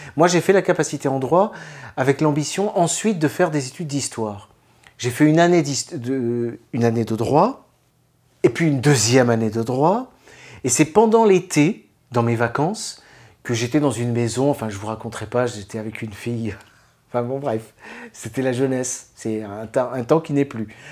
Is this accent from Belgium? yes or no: no; France; en tant que Français